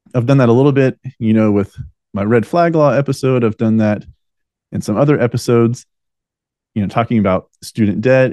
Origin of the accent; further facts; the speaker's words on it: United States; we the American people